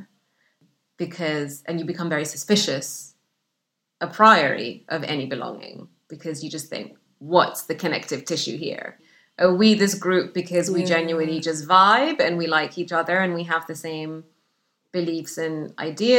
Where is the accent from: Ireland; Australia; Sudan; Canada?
Sudan; English is a second language; also born or lived in Egypt / Saudi Arabia; now in United Kingdom; the isolation that I grew up with in Sudan